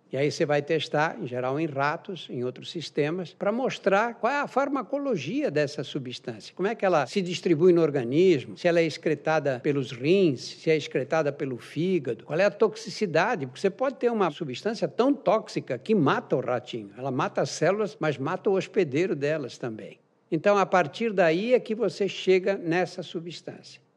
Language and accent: Portuguese; Brazil; eu sou brasileiro